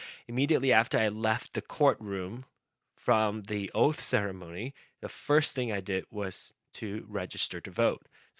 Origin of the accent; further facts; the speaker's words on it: Malaysia; I started to think about how I wanted to have a voice as a Malaysian citizen. I wanted to be able to vote.